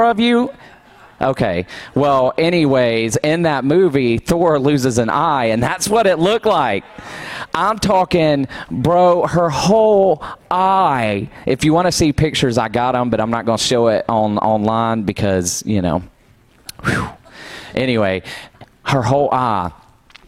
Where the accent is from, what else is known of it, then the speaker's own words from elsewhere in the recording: Douglasville, Georgia, United States; I grew up in Douglasville.